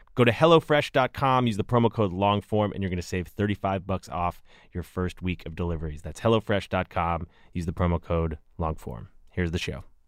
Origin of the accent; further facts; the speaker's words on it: Berkeley, California, United States; moved away; I'm in my hometown, lovely Berkeley, California